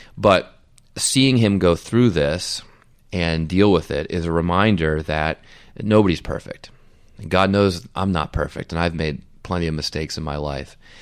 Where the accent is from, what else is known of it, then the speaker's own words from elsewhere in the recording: United States; as an American